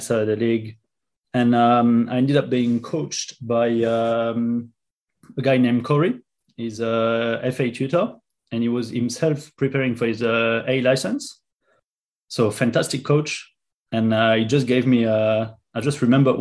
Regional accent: France; English is a second language; moved away as an adult; now in London, United Kingdom; I'm from France originally, as you can probably hear

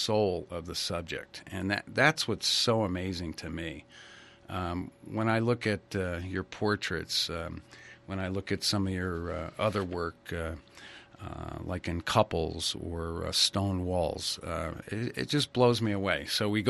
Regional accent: Ridgefield, Connecticut, United States; I grew up in Ridgefield, Connecticut

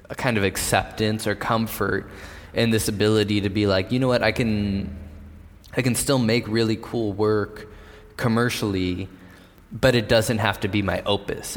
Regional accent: San Diego, California, United States; I grew up skating in San Diego

